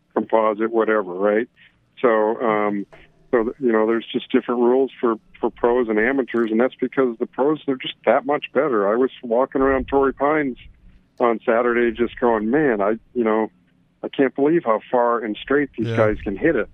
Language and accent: English; Canada; moved away; I'm originally from Canada